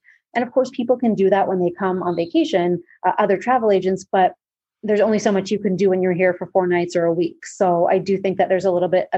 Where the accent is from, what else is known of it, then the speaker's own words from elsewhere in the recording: Toronto, Ontario, Canada; moved away as an adult; now in Mexico; I'm from Toronto, but like you said, living in Mexico